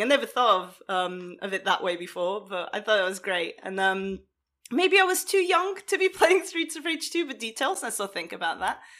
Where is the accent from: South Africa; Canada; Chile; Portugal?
Portugal; moved away; I grew up in Portugal